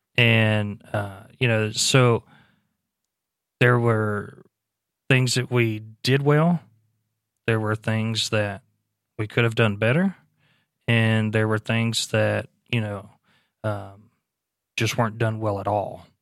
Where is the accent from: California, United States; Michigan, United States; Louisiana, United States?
Louisiana, United States; moved away; Louisiana last year, uh, which is my home state